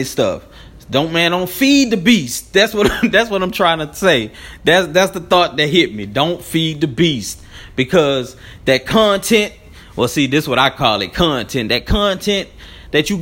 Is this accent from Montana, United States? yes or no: no; Baton Rouge, Louisiana, United States; I'm a dude from Baton Rouge